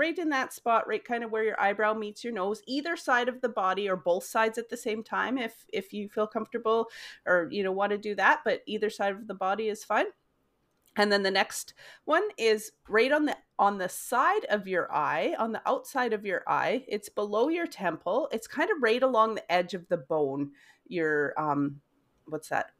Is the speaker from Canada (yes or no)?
yes; Weyburn, Saskatchewan, Canada; moved away as an adult; also born or lived in United States; I am from Weyburn, Saskatchewan. I have lived in five states in the U S, and, uh, we are now back in Weyburn, Saskatchewan.